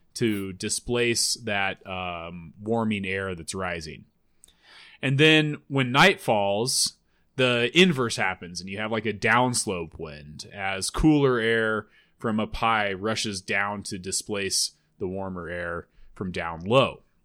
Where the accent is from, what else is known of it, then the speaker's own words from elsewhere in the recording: Loveland, Colorado, United States; my hometown of Loveland